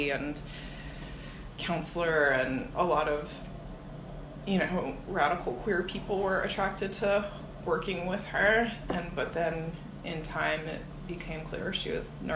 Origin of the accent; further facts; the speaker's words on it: New Jersey, United States; also born or lived in Olympia, Washington; now in Bay Area, United States; where I grew up in South Jersey